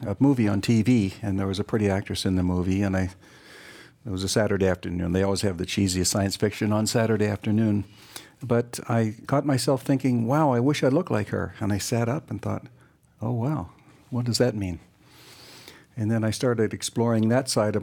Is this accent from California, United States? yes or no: no; Beaver Falls, Pennsylvania, United States; moved away as an adult; also born or lived in New Jersey; now in Canada; I'm originally from Beaver Falls, Pennsylvania, the home of Joe Namath, a big football country there